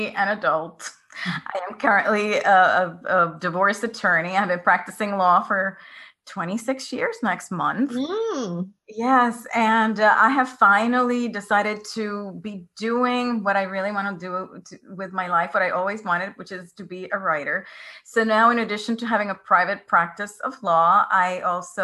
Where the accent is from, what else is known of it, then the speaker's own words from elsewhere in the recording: Puerto Rico; I grew up in Puerto Rico, which is a pretty conservative culture